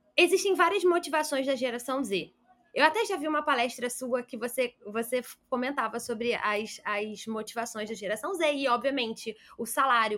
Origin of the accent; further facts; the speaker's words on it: Rio de Janeiro, Brazil; sou do Rio de Janeiro